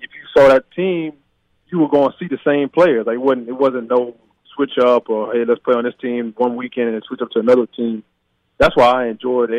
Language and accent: English; Baton Rouge, Louisiana, United States; moved away; growing up in Baton Rouge, we had this facility called Sports Academy